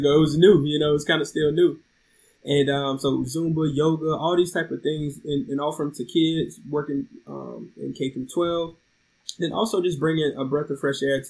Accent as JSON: {"language": "English", "town": "Oxford", "region": "North Carolina", "country": "United States", "also_born_or_lived": "DC Metro area", "moved": "as an adult", "said": "I'm from Oxford, North Carolina, near Raleigh-Durham area"}